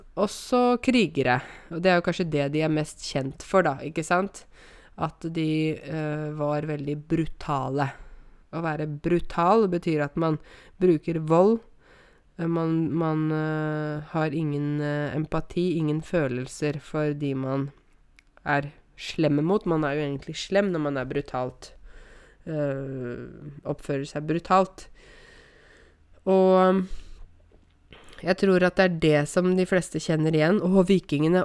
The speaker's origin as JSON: {"language": "Norwegian", "country": "Norway", "said": "jeg kommer fra Norge"}